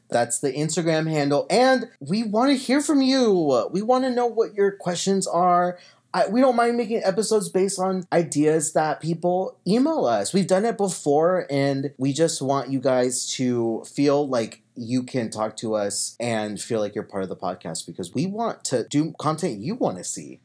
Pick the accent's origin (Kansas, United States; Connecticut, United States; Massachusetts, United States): Kansas, United States; moved away as an adult; now in California, United States; I'm from Kansas. I'm from a small town in Kansas. And ever since I graduated high school, I just went from school to school